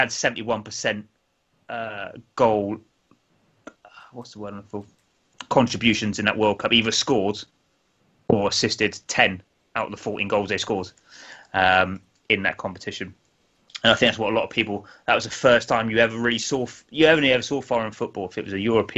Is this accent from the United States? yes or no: no; England, United Kingdom; being an Englishman.